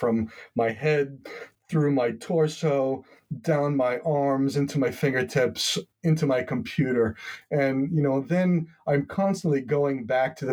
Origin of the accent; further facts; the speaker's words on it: Long Island, New York, United States; now in Swan's Island, United States; I grew up on Long Island, very suburban, very postage stamp lot subdivision type of environment.